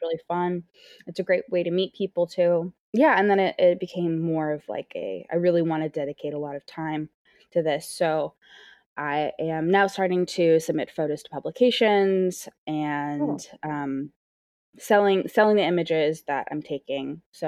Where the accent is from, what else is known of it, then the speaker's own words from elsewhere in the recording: Seattle, Washington, United States; moved away as an adult; now in New York City, United States; I recently moved here in August. I'm originally from Seattle, born and raised in Seattle. And yeah, and I made the big jump in August and moved across the country.